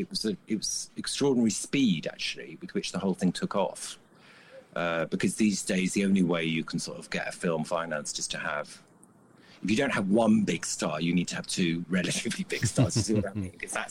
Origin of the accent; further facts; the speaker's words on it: United Kingdom; as a Brit